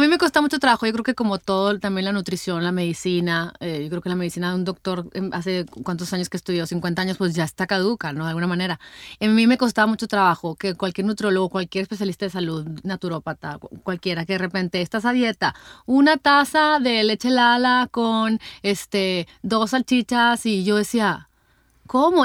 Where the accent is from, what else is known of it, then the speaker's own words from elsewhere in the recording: Hermosillo, Sonora, Mexico; aquí en mi tierra Hermosillo